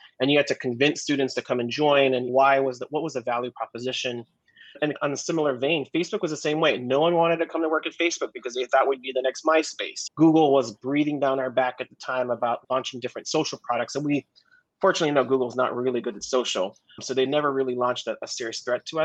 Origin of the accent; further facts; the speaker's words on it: Hawaii, United States; moved away as an adult; growing up in Hawaii